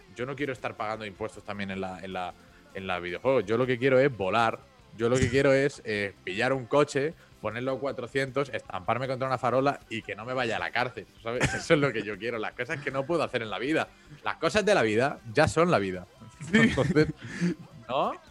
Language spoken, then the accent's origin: Spanish; Mallorca, Balearic Islands, Spain; yo soy de Mallorca